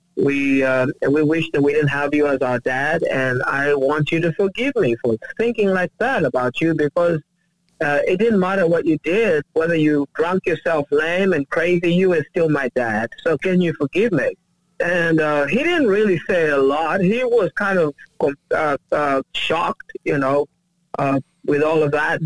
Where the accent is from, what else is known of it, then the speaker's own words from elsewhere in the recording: Uganda; now in United States; I uh, was born and raised in Uganda